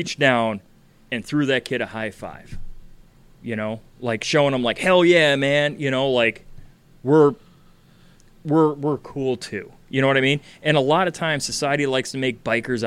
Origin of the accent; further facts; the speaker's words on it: Chicago, Illinois, United States; I'm from Chicago